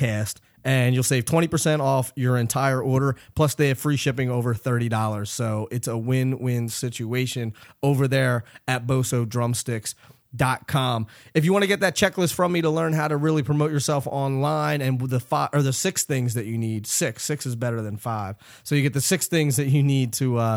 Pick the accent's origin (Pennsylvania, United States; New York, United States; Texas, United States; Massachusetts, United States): Pennsylvania, United States; Philadelphia; moved away; I'm originally from Philly, but I live up here now.